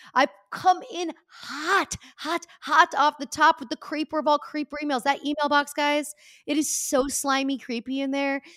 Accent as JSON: {"language": "English", "region": "Pennsylvania", "country": "United States", "tie": "born or raised there", "said": "my slogan from my state when I grew up"}